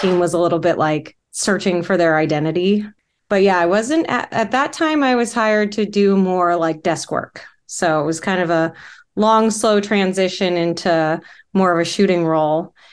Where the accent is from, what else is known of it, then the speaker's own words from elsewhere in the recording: Orange County, California, United States; moved away; I grew up in Orange County